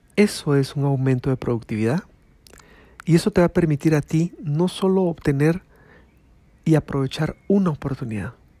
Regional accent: Guatemala

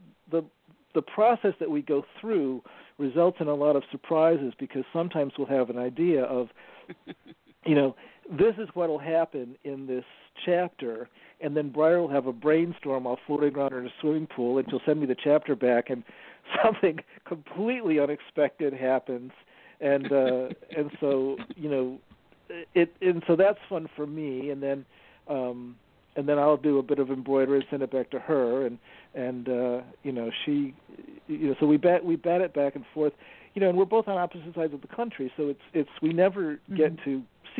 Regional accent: upstate New York, United States; moved away; also born or lived in Rhode Island / Boston; I'm from a town in upstate New York that is famous for having less sunshine than almost any spot in the country. So I had this sort of overcast childhood

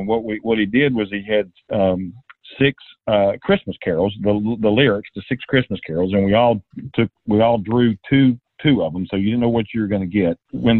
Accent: Knoxville, Tennessee, United States; also born or lived in Atlanta, Georgia; I was born in Atlanta, moved to Knoxville when I was about four, and stayed in Knoxville until I left for the Air Force and was gone about 5.5 years, and came back, and I've been here ever since.

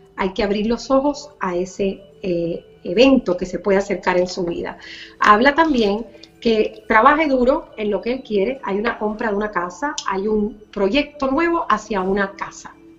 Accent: Cuba; moved away; por la libertad de mi pueblo, por la libertad de mi Cuba

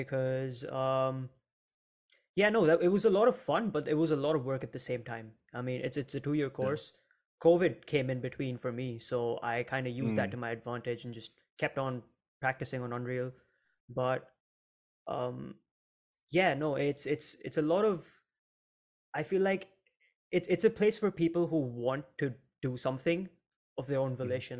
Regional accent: Mumbai, Maharashtra, India; moved away; I'm from India, Mumbai specifically

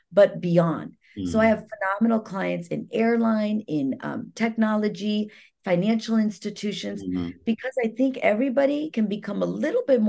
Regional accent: India; moved away; I'm an Indian salesperson

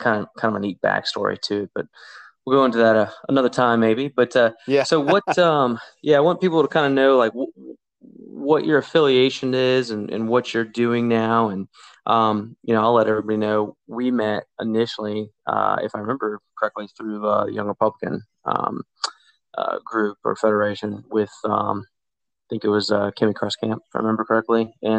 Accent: Islamorada, Florida, United States; I'm originally from the Keys. Was born in Duck and grew up in Isla Mirada, which is just south of Tavernier.

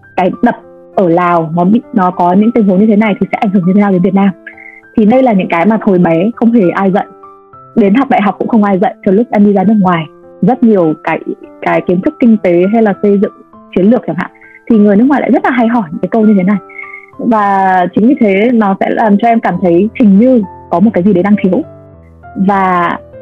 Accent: Vietnam

